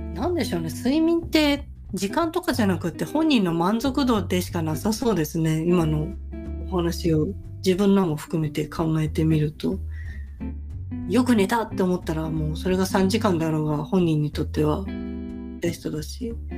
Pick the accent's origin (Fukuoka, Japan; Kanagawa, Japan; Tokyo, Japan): Kanagawa, Japan; Sagamihara; moved away; ちの実家は神奈川県で相模原市ですけど